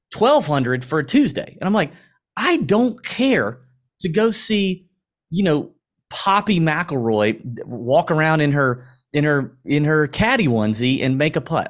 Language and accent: English; Augusta, Georgia, United States; accent: Southern; We both born and raised in Augusta, Georgia